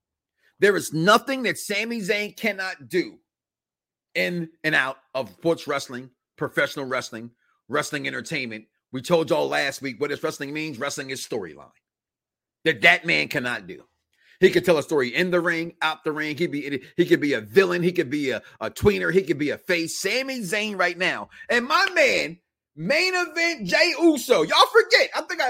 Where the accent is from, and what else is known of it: Chicago, Illinois, United States; born or raised there